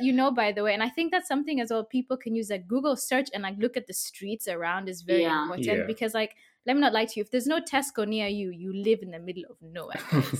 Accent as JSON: {"language": "English", "region": "Kiambu County", "country": "Kenya", "also_born_or_lived": "Limuru / Sheffield", "moved": "as an adult", "lives_now": "United Kingdom", "said": "I'm from Kiambu, I live in Limuru, I like sort of like the quiet life and everything."}